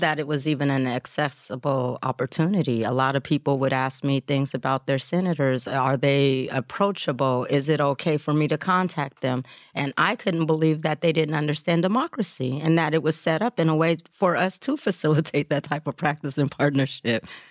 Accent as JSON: {"language": "English", "town": "Portland", "region": "Oregon", "country": "United States", "tie": "born or raised there", "said": "I grew up here in Portland"}